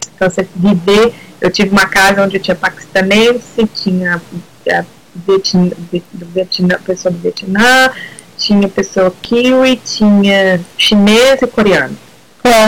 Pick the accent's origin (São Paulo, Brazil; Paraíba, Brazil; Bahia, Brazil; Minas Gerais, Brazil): Minas Gerais, Brazil; Ouro Preto; moved away as an adult; now in New Zealand; sou de Minas Gerais, de Ouro Preto